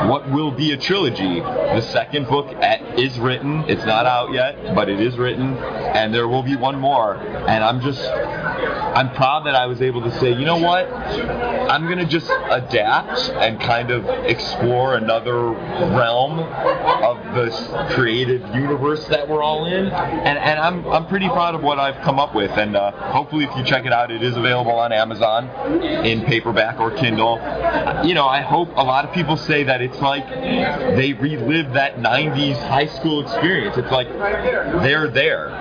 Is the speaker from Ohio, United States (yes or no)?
yes; Cleveland, Ohio, United States; I'm from Cleveland.